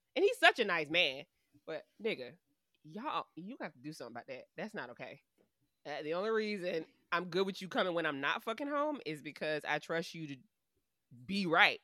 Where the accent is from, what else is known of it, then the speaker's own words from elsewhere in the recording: United States; we are American